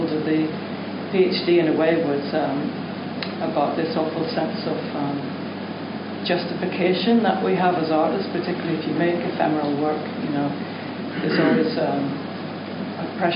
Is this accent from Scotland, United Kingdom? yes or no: no; Belfast, Northern Ireland, United Kingdom; I was born in 1968 in Belfast.